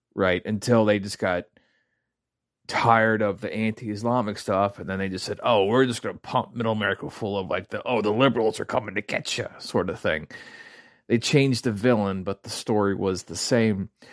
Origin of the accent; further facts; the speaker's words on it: American Midwest, United States; I grew up in the American Midwest